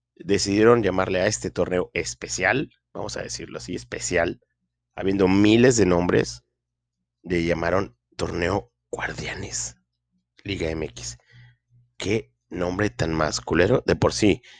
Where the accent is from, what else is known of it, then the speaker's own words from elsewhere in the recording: Linares, Nuevo León, Mexico; aquí en mi pueblo, Linares, Nuevo León